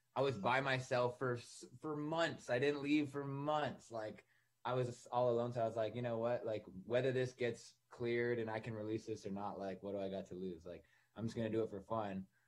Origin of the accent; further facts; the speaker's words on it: Ottawa, Ontario, Canada; also born or lived in Toronto, Canada; now in Los Angeles, United States; I grew up in Ottawa, Canada